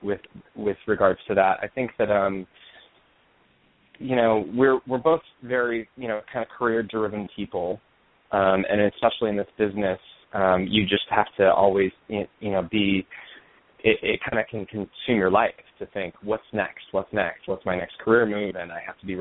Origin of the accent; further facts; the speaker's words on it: Aurora, Colorado, United States; moved away as an adult; also born or lived in Denver, Colorado; now in New York, United States; I grew up in Denver, in Aurora, Colorado, technically. I lived there until I graduated from college